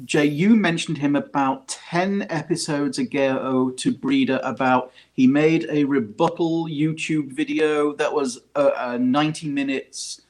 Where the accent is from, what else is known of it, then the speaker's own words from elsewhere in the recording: United Kingdom; accent: British; I can't get away from my my British accent